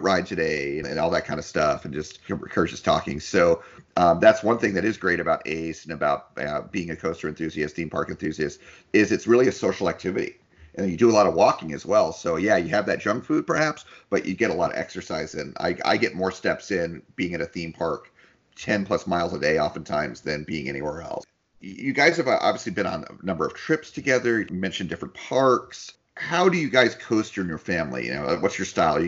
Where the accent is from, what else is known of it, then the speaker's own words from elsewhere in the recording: New Jersey, United States; also born or lived in California; now in Florida, United States; I grew up in New Jersey.